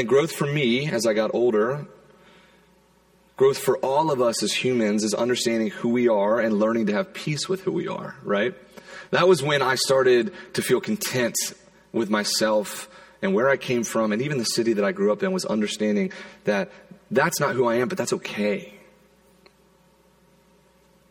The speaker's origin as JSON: {"language": "English", "town": "Charleston", "region": "South Carolina", "country": "United States", "tie": "born or raised there", "moved": "yes", "said": "I grew up in South Carolina, in Charleston"}